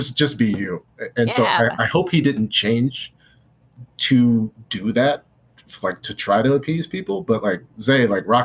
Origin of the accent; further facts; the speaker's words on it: the South, United States; now in Los Angeles, United States; I'm from the South